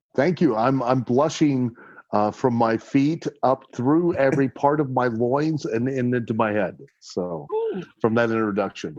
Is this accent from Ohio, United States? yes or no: yes; Lima, Ohio, United States; now in Kentucky, United States; growing up in Lima